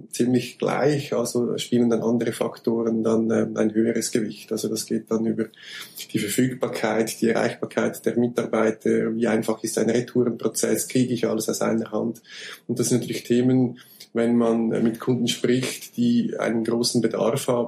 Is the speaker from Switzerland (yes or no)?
yes; Switzerland; Äh, wie man es hört, komme ich aus der Schweiz.